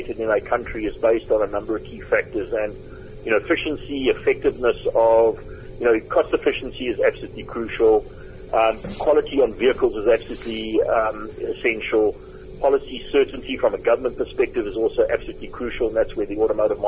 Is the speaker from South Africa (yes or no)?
yes; South Africa